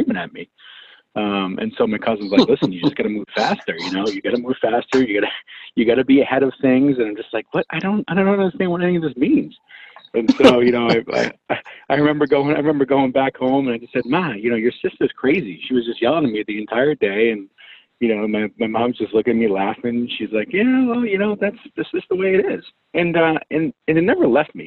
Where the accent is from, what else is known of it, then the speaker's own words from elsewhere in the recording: Medford, Massachusetts, United States; I'm born and raised in Boston, actually out of a suburb city, Medford, which is pretty much close to Boston